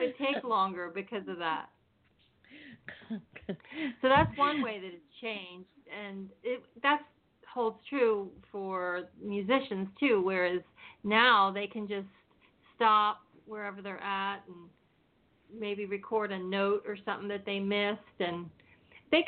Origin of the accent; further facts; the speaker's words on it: Pennsylvania, United States; moved away as an adult; now in California, United States; I'm originally from Pennsylvania, and I came here to California in 1983 after my husband and I got married